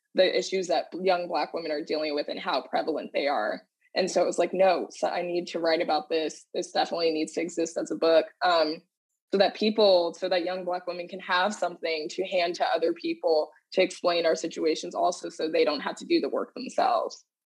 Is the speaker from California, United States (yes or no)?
no; Dallas, Texas, United States; moved away as an adult; now in New York City, United States; I hail from Dallas, Texas, but I currently live in New York City.